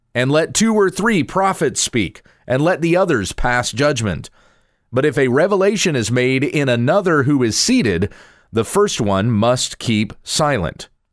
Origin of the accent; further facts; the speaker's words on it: United States; also born or lived in Texas; I'm an American. I live in Texas.